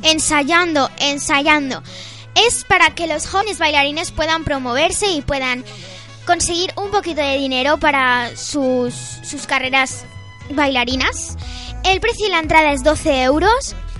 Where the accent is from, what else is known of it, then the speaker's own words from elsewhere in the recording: Almería, Andalusia, Spain; now in Calvià, Spain; mi pueblo, que es Almería